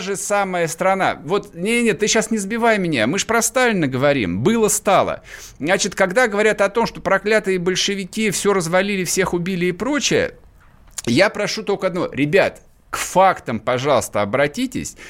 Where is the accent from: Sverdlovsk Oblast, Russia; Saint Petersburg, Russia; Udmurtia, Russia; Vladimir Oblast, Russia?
Vladimir Oblast, Russia; Я вырос во Владимирской области